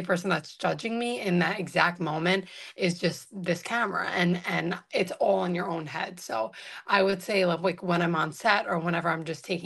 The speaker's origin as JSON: {"language": "English", "town": "New York City", "region": "New York", "country": "United States", "tie": "born or raised there", "also_born_or_lived": "Staten Island", "said": "born and raised in Brooklyn"}